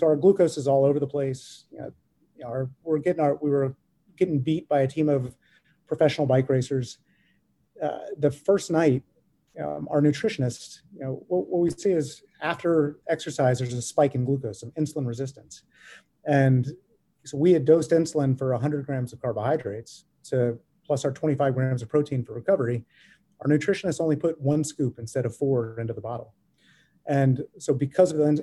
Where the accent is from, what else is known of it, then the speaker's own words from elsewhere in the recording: the South, United States; we're from the South